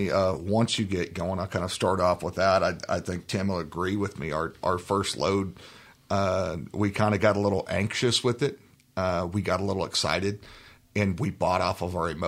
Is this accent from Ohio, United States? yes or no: no; California, United States; now in Oklahoma, United States; Well, um, I'm originally from Oklahoma here and kind of moved around a bit. moved out to California for a little while, grew up out there, and then came back out.